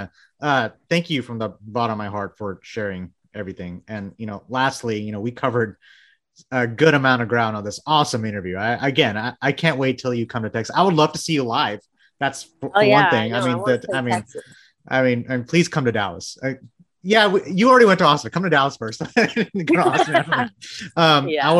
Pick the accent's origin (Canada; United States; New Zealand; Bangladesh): Bangladesh; moved away; I was born in Bangladesh.